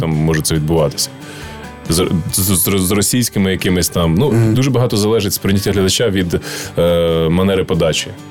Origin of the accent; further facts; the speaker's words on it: Ukraine; нам, українцям